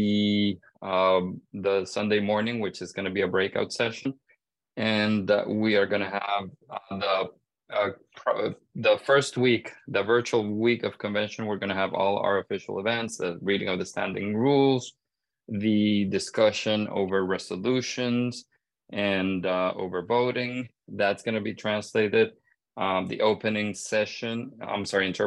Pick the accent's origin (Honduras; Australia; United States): Honduras; moved away; my home country, Honduras